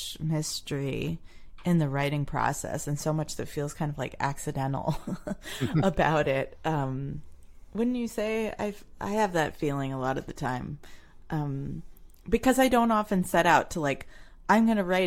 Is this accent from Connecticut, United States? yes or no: no; New Jersey, United States; I grew up in New Jersey. I was born in Paterson and grew up in some towns south of there.